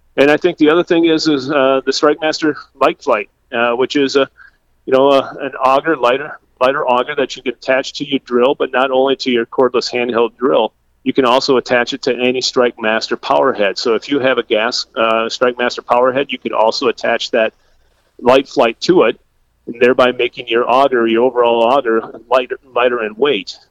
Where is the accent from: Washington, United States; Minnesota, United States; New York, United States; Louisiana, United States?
Minnesota, United States; Adrian; moved away as an adult; now in Sioux Falls, United States; I grew up in southwest Minnesota, a town, a small town called Adrian